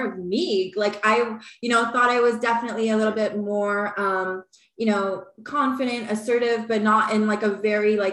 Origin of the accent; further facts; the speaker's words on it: Brampton, Ontario, Canada; I'm from Brampton, Ontario.